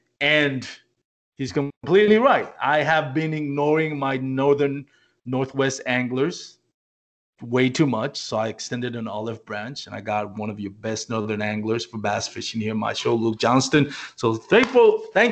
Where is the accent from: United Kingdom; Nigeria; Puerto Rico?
Puerto Rico; moved away; So a lot of you know I was born and raised in Puerto Rico, and I'm from